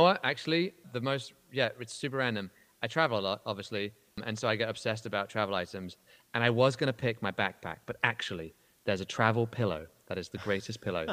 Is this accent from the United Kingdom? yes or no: yes; United Kingdom; now in United States; I am genuinely a Brit